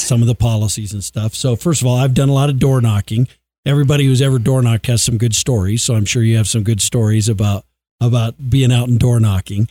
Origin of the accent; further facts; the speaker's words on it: Colorado, United States; I grew up in Colorado